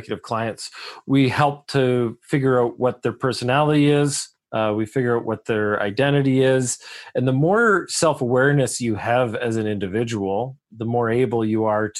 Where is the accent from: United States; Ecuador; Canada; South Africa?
Canada; I'm a Canadian